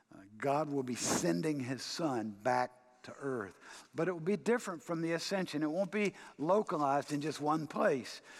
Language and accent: English; United States